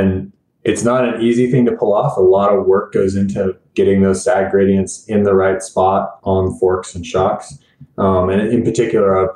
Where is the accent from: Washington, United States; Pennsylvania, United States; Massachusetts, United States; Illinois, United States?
Washington, United States; Bellingham; moved away as an adult; also born or lived in Colorado Springs, Colorado; I needed to move back to my hometown of Bellingham, Washington